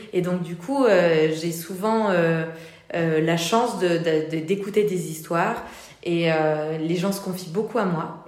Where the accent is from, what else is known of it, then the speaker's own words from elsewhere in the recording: Toulouse, Occitania, France; moved away as an adult; also born or lived in Paris; je viens je viens de Toulouse à la base